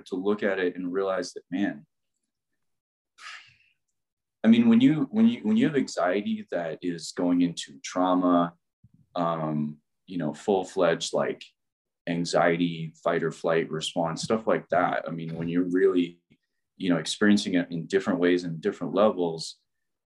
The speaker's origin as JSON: {"language": "English", "region": "Midwest", "country": "United States", "said": "I'm from the Midwest."}